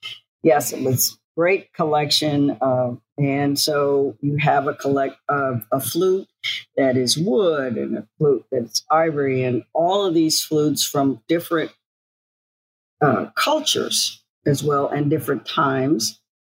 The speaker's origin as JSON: {"language": "English", "town": "Tallahassee", "region": "Florida", "country": "United States", "tie": "born there", "said": "I was born in Tallahassee, Florida, because my dad was recruited to start the string department at Florida A&M, a historically Black college."}